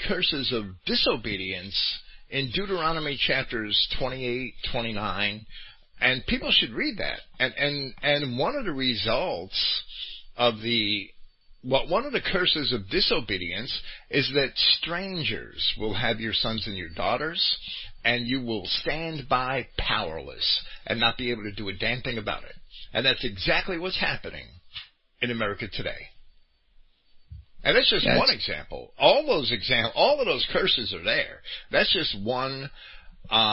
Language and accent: English; Jersey City, New Jersey, United States; When I was a kid, I grew up in Jersey City